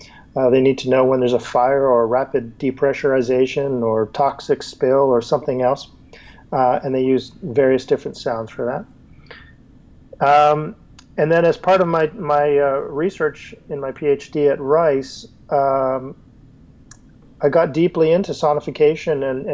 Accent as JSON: {"language": "English", "country": "Canada", "tie": "born or raised there", "said": "I'm Canadian. I was born in Montreal and grew up all across Canada."}